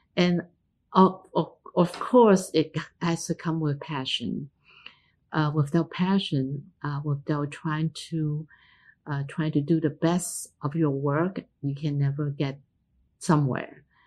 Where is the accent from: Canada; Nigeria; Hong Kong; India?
Hong Kong; moved away; also born or lived in United States; identity wasn't an issue when I grew up in Hong Kong